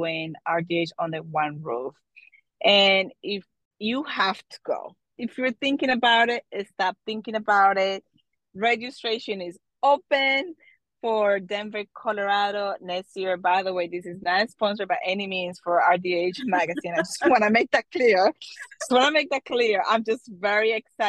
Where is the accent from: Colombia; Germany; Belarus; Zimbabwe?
Colombia; now in New Jersey, United States; I was born and raised in Colombia